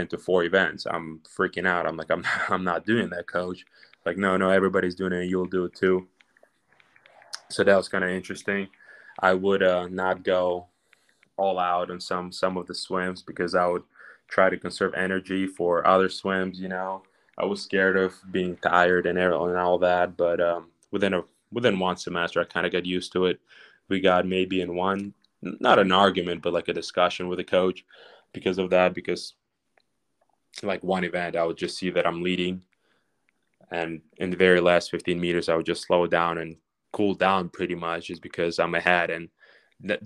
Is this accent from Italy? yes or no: no; Ukraine; English is a second language; moved away as an adult; now in United States; We swam together in Ukraine for 5 years before coming here